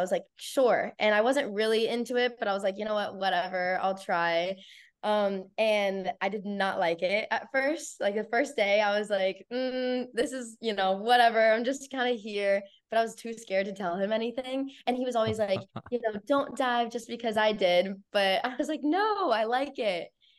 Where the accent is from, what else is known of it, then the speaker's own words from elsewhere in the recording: Columbus, Ohio, United States; And I'm from Columbus, which is, I live like 25 minutes away, maybe less, from Ohio State.